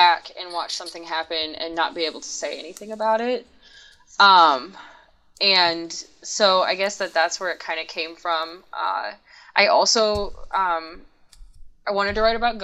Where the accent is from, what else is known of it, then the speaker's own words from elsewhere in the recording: Midwest, United States; I was growing up in the Midwest